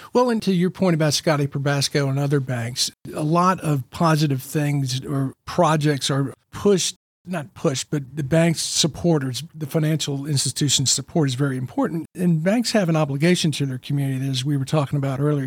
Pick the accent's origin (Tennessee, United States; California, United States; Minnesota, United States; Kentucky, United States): Tennessee, United States; Memphis; now in Chattanooga, United States; I grew up in Memphis